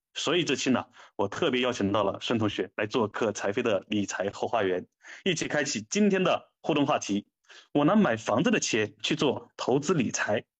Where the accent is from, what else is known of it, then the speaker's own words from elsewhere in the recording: China; 我们中国人